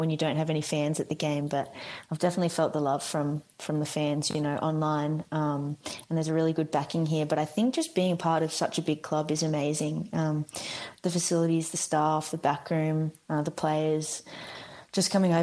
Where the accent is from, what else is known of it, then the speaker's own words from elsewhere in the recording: Australia; moved away; I'm Australian